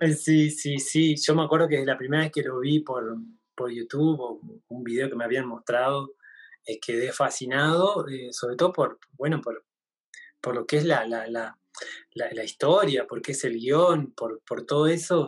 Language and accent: Spanish; Argentina; más identidad como argentino, como es la, el tango, las danzas folclóricas nuestras